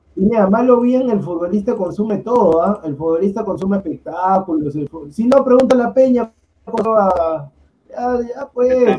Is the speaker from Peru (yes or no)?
yes; Peru